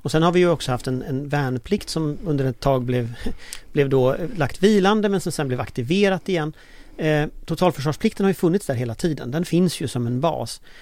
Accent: Gothenburg, Västra Götaland, Sweden; i Göteborg där jag är född

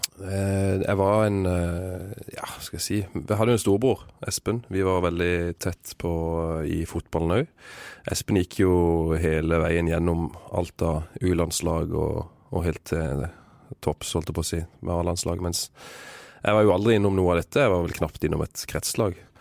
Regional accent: Vigør, Agder, Norway; i Vigør, der jeg kommer fra

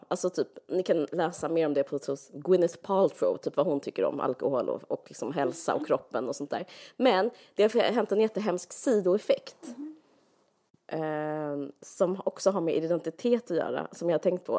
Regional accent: Sweden; som svensk

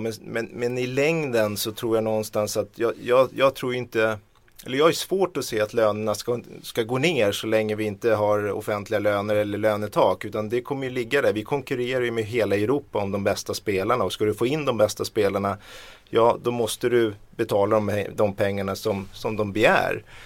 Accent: Sweden; jag kommer från Sverige

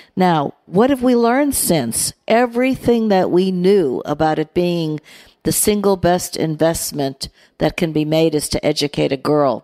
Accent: United States; I'm American

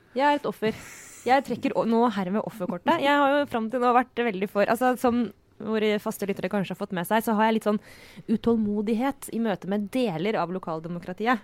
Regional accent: Skjetten, Akershus, Norway; moved away; Jeg er fra Skjetten, som ligger i Skedsmo kommune

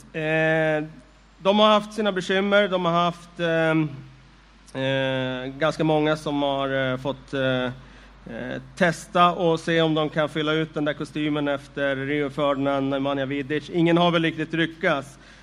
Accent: Västerås, Västmanland, Sweden; Jag är ju från Västerås

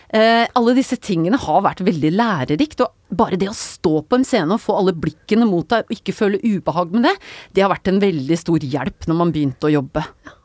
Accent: Nøtterøy, Vestfold, Norway; Jeg er fra Nøtterøy

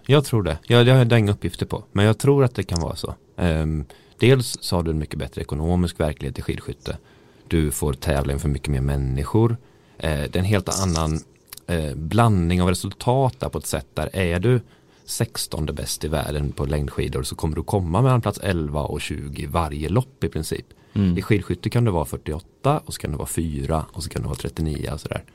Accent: Sweden; jag var liksom enda svensk

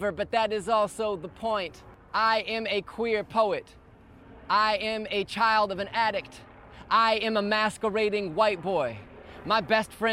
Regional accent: Midwest, United States; now in Brooklyn, United States; I grew up in the Midwest, and I am based in Brooklyn, New York

